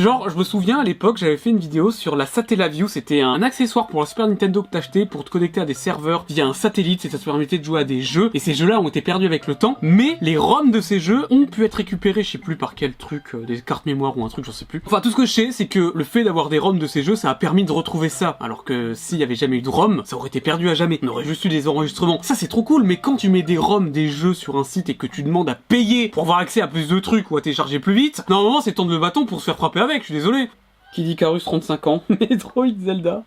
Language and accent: French; France; je suis français